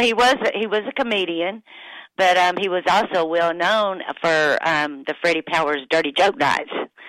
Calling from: Perdido Key, Florida, United States; I'm actually calling you from the world famous Florabama, which is it's on the little island called Perdido Key

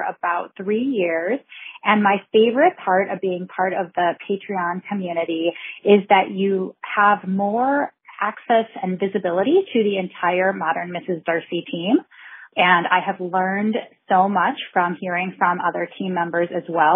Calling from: Chicago, Illinois, United States; I'm calling from Chicago

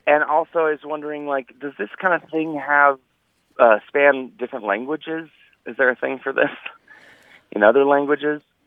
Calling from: Reno, Nevada, United States; I'm calling from Reno, Nevada

